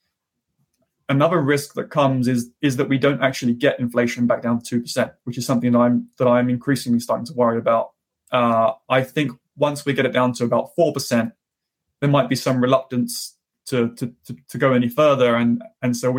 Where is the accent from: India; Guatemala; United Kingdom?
United Kingdom; now in United States; my home country of the UK